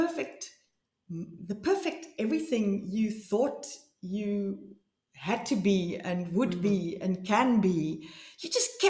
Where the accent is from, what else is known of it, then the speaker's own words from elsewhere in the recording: South Africa; moved away as an adult; now in Amsterdam, Netherlands; I'm from South Africa